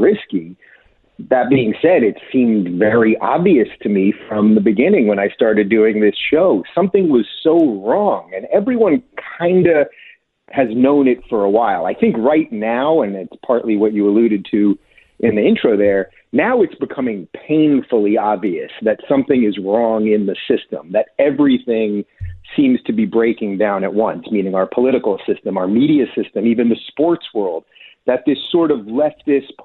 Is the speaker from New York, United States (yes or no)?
yes; New York, United States; I come from New York.